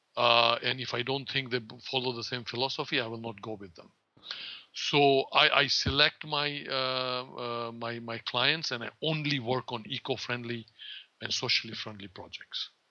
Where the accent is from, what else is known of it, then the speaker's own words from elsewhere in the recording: Kenya; also born or lived in India; now in Florida, United States; I was born in um, in Kenya of Indian parents